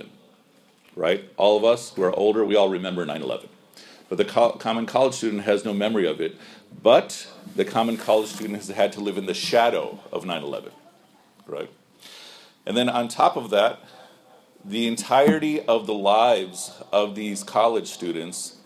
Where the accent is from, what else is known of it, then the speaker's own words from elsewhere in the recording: Chicago, Illinois, United States; I grew up here in Chicago, you know, for mashallah more than 40 years